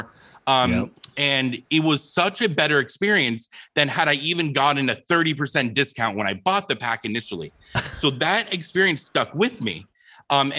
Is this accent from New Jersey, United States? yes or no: no; Phoenix, Arizona, United States; when I was 8 years old, I was from Phoenix, Arizona